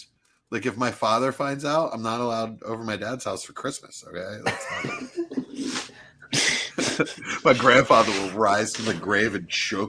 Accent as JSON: {"language": "English", "region": "New Jersey", "country": "United States", "said": "I'm from Jersey."}